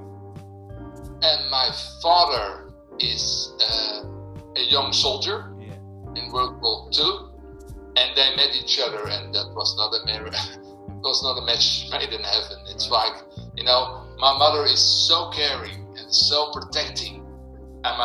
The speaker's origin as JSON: {"language": "English", "town": "Landsmeer", "region": "North Holland", "country": "Netherlands", "tie": "born or raised there", "also_born_or_lived": "Amsterdam", "lives_now": "Purmerend, Netherlands", "said": "I was born in Amsterdam, and I always lived in around Amsterdam and other cities. And the biggest part, I lived in Landsmeer."}